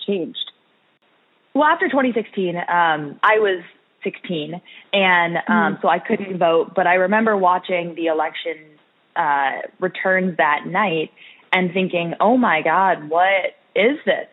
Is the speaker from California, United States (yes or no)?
yes; Orange County, California, United States; moved away as an adult; now in Washington, D.C., United States; I grew up in Orange County, California